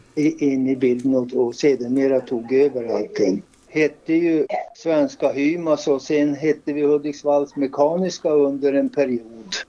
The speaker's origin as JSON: {"language": "Swedish", "town": "Hörnefors", "region": "Västerbotten County", "country": "Sweden", "also_born_or_lived": "Skellefteå", "moved": "as an adult", "said": "jag kom ju från Hörnefors ursprungligen"}